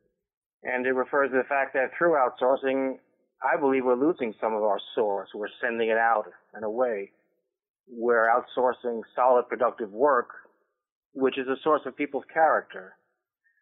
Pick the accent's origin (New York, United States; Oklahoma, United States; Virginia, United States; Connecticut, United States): New York, United States; New York City; also born or lived in South Shore of Long Island; I grew up first in the Bronx and down in the South Shore of Long Island